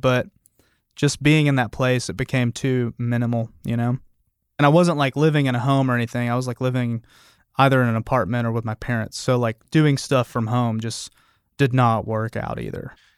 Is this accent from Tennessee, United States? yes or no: yes; Memphis, Tennessee, United States; moved away; also born or lived in Albuquerque / Bay Area; I grew up in Memphis too.